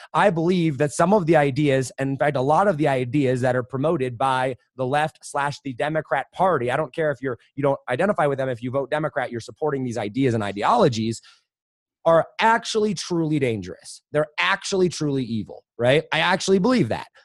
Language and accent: English; Madison, Wisconsin, United States; also born or lived in Colorado; now in Denver area, United States; I was born in Wisconsin